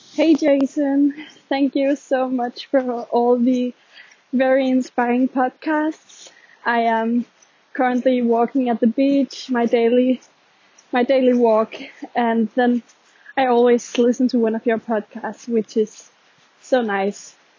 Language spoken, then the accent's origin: English; Denmark; I'm actually from Denmark